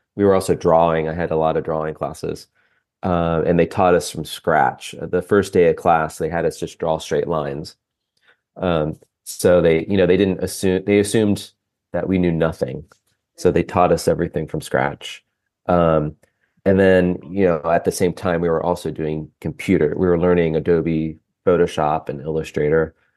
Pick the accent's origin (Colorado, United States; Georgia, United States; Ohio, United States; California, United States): Ohio, United States; also born or lived in Lancaster, Pennsylvania; now in Cincinnati, United States; I grew up in Ohio, about two hours north of Cincinnati